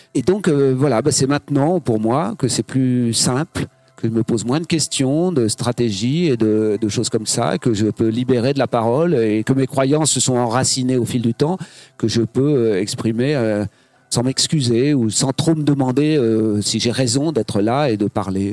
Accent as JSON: {"language": "French", "town": "Granville", "region": "Normandy", "country": "France", "tie": "born or raised there", "also_born_or_lived": "Saint-Brieuc / Paris", "moved": "yes", "lives_now": "Morbihan, France", "said": "J'étais plutôt Bretagne Nord, je suis né à Granville."}